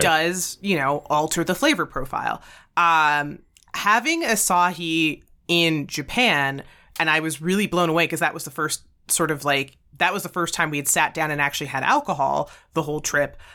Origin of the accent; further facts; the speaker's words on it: Alberta, Canada; we're from Alberta